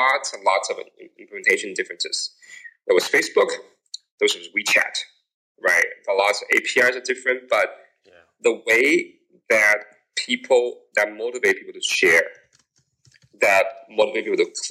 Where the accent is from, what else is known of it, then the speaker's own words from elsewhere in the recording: United States; moved away; also born or lived in Silicon Valley; I grew up in the States